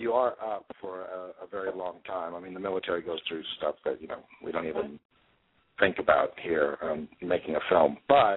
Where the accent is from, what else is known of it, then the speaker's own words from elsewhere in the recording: Central Texas, United States; moved away as an adult; also born or lived in Los Angeles, California; now in Austin, United States; I grew up in Central Texas